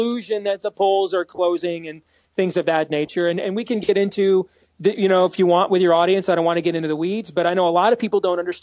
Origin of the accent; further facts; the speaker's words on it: Iowa, United States; my home state of Iowa